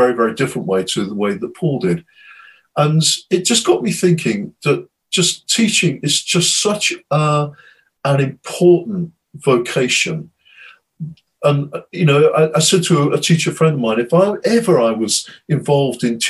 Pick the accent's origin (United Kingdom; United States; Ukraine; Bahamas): United Kingdom; as a Brit